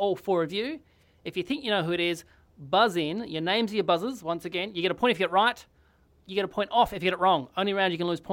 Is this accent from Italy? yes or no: no; Tasmania, Australia; We're both from Tasmania